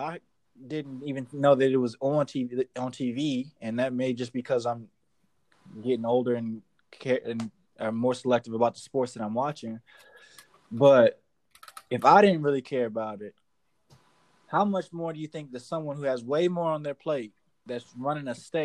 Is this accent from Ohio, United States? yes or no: yes; Cleveland, Ohio, United States; moved away; I'm from Cleveland